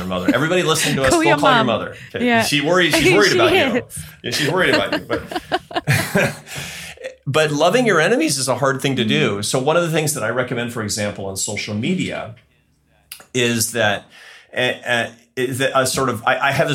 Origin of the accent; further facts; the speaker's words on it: United States; I'm American